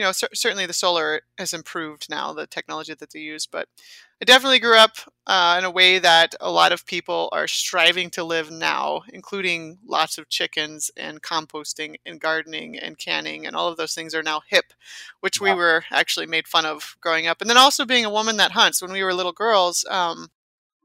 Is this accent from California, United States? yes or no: yes; Igo, California, United States; moved away as an adult; now in Grand Rapids, United States; I'm from Northern California, so I'm outside of Redding on the western side. It's in the foothills of the Trinity Mountains in a town called Igo